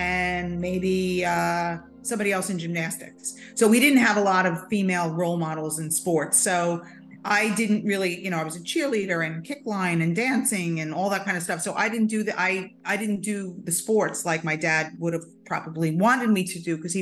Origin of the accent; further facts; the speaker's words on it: Long Island, New York, United States; moved away as an adult; when we moved to Long Island, when I was like a teenager, I was like 10. And so then I grew up in Long Island